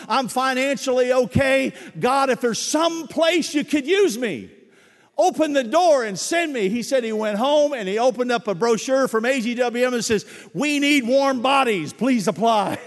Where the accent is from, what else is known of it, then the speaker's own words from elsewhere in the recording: Dayton, Ohio, United States; moved away; We didn't go on missions trips in Dayton, Ohio. It was the armpit of the state. You just, you didn't need to go on a missions trip. We were in the mission field